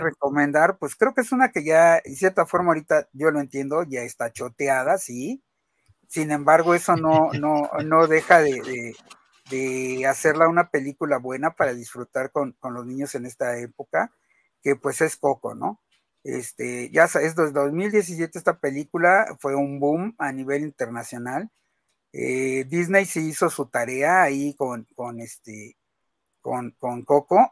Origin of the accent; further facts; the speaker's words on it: Mexico; todos nosotros que somos mexicanos